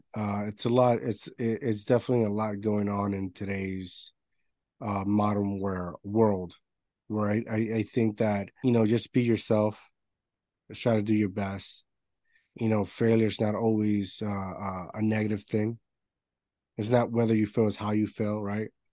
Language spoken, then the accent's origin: English; Puerto Rico; moved away; I grew up in Puerto Rico, so it's an island